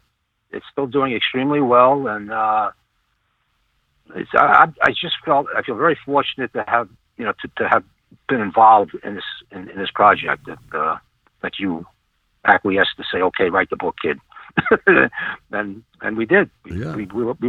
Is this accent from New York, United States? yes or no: yes; New York City, New York, United States; moved away as an adult; now in southwestern Pennsylvania, United States; I'm a New Yorker